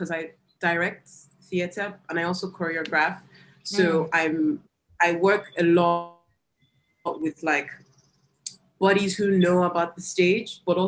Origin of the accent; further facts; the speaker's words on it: Nigeria; growing up in Nigeria